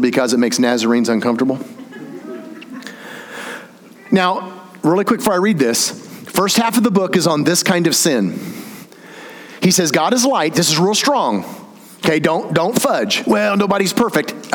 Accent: the South, United States; I'm from the South

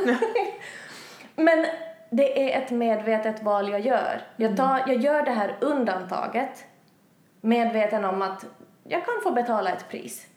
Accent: Finland; moved away as an adult; now in Sweden; jag är hem från Finland. Har bott i Sverige i ett och ett halvt år

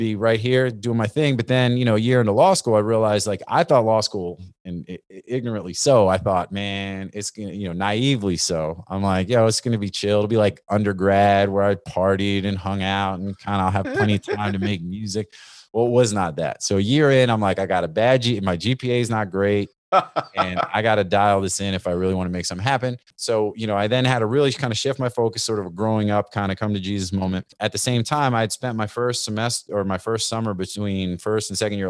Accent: Northeast, United States; You know, I grew up in the Northeast, East Coast, you know, rap, cypher, freestyle, all that kind of stuff.

